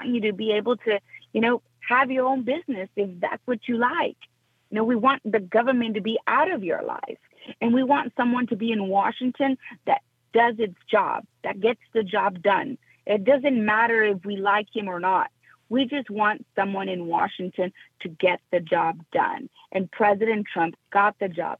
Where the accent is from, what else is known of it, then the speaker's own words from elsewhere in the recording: Mexico; now in South Texas, United States; I was born in Mexico. I was raised with strong conservative values